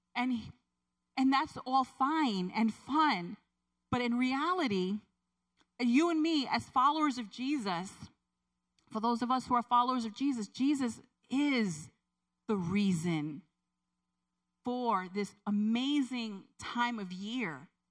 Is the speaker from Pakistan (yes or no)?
no; Puerto Rico; moved away; I grew up in, I was born in Puerto Rico